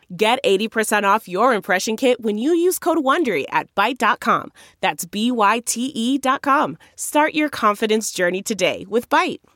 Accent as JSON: {"language": "English", "town": "Joliet", "region": "Illinois", "country": "United States", "tie": "born or raised there", "also_born_or_lived": "Los Angeles / Seattle area", "moved": "as an adult", "said": "I was born and raised in Joliet to working class parents"}